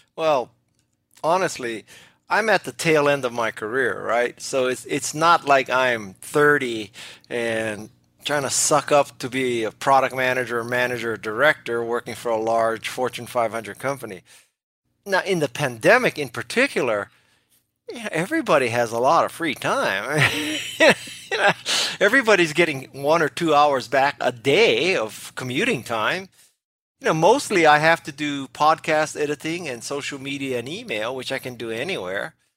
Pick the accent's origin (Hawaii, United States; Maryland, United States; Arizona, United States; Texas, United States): Hawaii, United States; I did not take up surfing when I was growing up in Hawaii